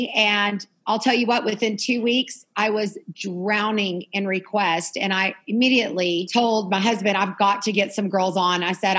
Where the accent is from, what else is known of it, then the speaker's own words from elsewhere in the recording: Lovington, New Mexico, United States; He is from the town, Lovington, that I grew up in New Mexico.